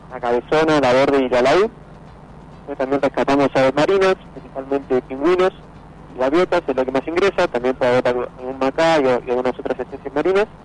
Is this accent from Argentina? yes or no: yes; Mar del Plata, Buenos Aires Province, Argentina; born there; No, yo soy nacido acá en Mar del Plata y estudié en la Universidad de La Plata